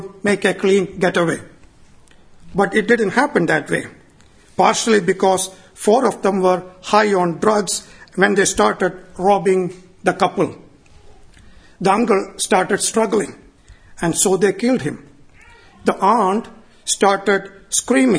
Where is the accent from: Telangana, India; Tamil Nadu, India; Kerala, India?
Kerala, India; moved away; my hometown back in India, Kerala